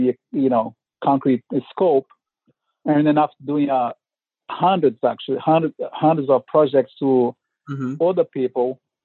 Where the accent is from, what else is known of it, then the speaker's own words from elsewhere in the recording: Brazil; moved away as an adult; now in Oakland, United States; I'm from originally from Brazil